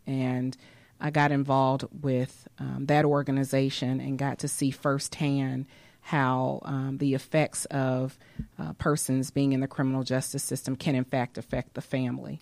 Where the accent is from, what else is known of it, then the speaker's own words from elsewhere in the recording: Atlanta, Georgia, United States; also born or lived in New York / New Orleans; I grew up here in Atlanta